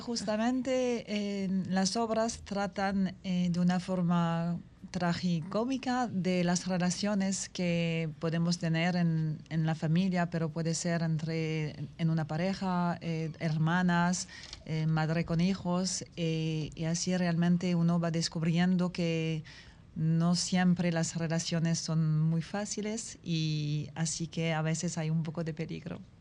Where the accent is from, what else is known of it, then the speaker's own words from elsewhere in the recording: Paris, Île-de-France, France; Spanish is a second language; moved away as an adult; also born or lived in Las Terrenas, Dominican Republic; now in Dominican Republic; yo soy from, from Paris